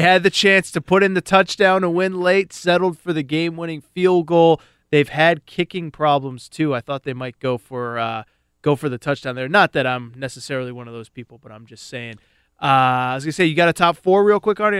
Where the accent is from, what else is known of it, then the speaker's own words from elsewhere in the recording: West Hartford, Connecticut, United States; my hometown, West Hartford, Connecticut